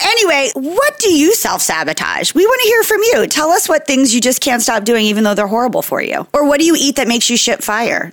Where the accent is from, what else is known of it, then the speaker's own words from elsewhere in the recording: Jersey Shore, New Jersey, United States; So I'm from New Jersey, Jersey Shore specifically.